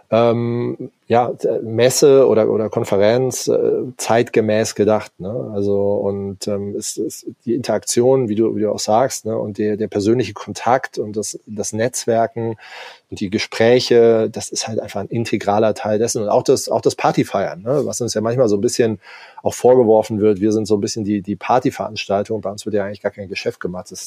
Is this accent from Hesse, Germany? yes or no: no; Hamburg, Germany; man fragt sich irgendwie auch als Hamburger schon, schon immer, warum ist eigentlich dieses Ding nicht belebt